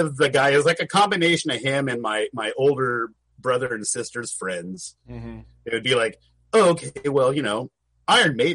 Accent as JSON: {"language": "English", "town": "Camarillo", "region": "California", "country": "United States", "tie": "born or raised there", "also_born_or_lived": "Santa Monica / Burbank", "lives_now": "Ventura, United States", "said": "So I was born in Santa Monica, and we moved to Camarillo when I was about 4"}